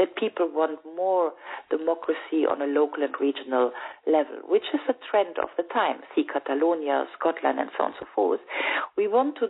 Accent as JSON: {"language": "English", "town": "Düsseldorf", "region": "North Rhine-Westphalia", "country": "Germany", "tie": "born or raised there", "said": "Düsseldorf, which is my hometown"}